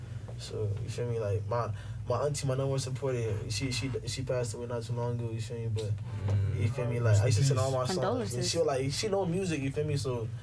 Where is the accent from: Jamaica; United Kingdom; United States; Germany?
Jamaica; I'm Jamaican. I'm damn near Haitian. My stepdad who raised me is Haitian.